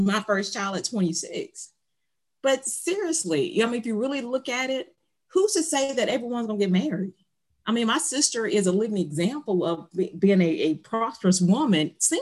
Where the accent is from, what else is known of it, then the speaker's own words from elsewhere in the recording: Ocean Springs, Mississippi, United States; I am from the Mississippi Gulf Coast, Ocean Springs, Mississippi.